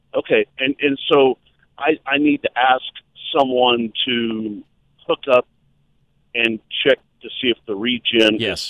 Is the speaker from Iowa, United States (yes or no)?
no; Kansas, United States; I'm, I'm actually from Kansas.